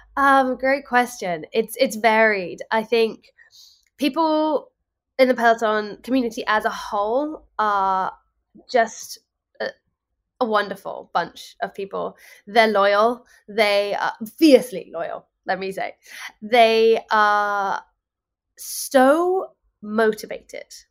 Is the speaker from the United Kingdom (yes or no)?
yes; England, United Kingdom; now in New York, United States; As somebody who is not born and bred in New York, I'm English